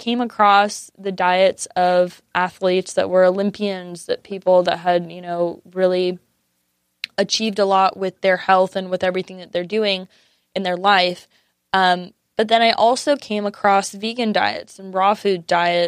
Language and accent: English; San Diego, California, United States; I grew up in San Diego